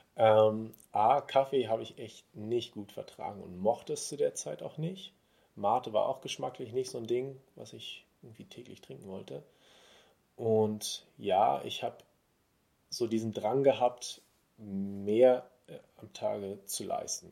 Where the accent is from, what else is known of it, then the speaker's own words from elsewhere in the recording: Berlin, Germany; aus Berlin, gebürtiger Berliner.